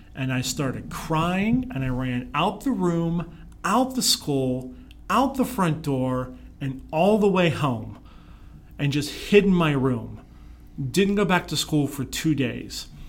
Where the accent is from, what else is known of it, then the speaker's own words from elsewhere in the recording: Pittsburgh, Pennsylvania, United States; moved away; I grew up in Pittsburgh